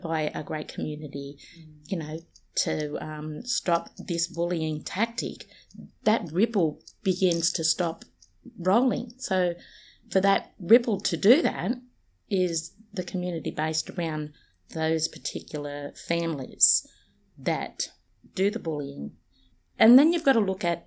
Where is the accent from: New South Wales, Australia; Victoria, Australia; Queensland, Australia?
New South Wales, Australia; Sydney; moved away as an adult; also born or lived in Peak Hill, New South Wales; now in Central Coast, Australia; I'm actually from Redfern, but I was born in a little town called Peak Hill. So I'm literally well and truly off country. I'm a Wiradjuri woman that lived in Redfern for the you know, the majority of my life.